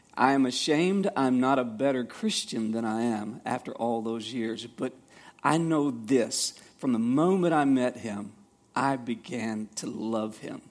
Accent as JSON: {"language": "English", "town": "Savannah", "region": "Georgia", "country": "United States", "tie": "born or raised there", "said": "I grew up in Savannah, Georgia"}